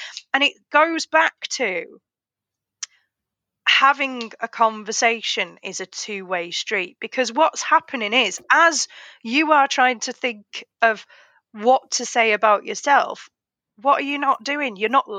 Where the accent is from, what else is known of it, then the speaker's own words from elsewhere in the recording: North West England, United Kingdom; accent: Oldham; I've accepted that my accent is quite a mix. But when I am, like, in the car, for example, when there are certain moments, it goes very Oldham.